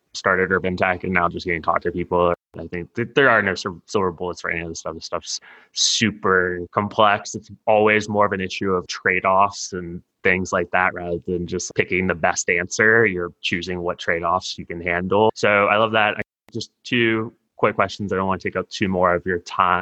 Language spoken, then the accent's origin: English; Houston, Texas, United States; now in Los Angeles, United States; I'm from Texas. I grew up in Houston.